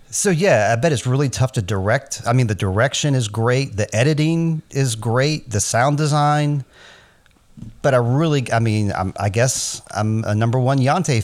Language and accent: English; United States; I'm American